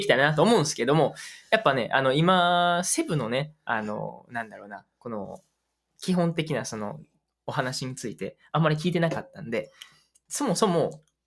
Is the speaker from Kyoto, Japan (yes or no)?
yes; Uji, Kyoto, Japan; first language Japanese; 僕がその地元だから自分の地元のこと知らない